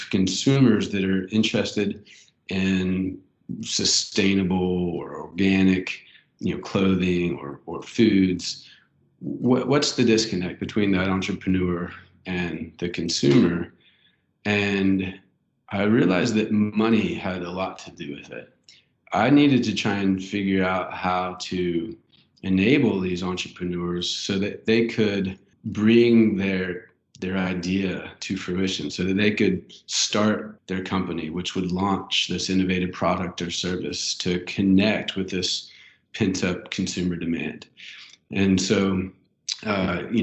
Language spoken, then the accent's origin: English; Fayetteville, Arkansas, United States; I grew up here in Fayetteville